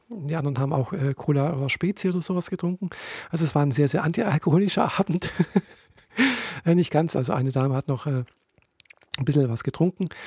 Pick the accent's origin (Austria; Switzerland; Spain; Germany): Germany; Friedrichshafen, Baden-Württemberg; bei uns in Friedrichshafen